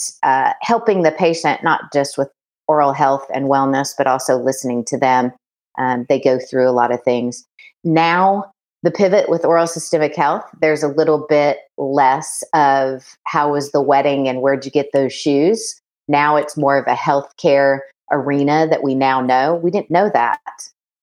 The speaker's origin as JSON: {"language": "English", "region": "Oklahoma", "country": "United States", "also_born_or_lived": "Kansas", "said": "I'm from Oklahoma."}